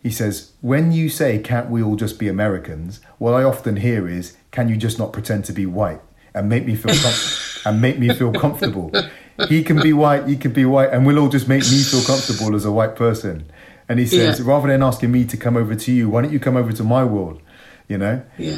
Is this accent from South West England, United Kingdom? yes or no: yes; Bristol, South West England, United Kingdom; It was tough. I didn't enjoy my childhood.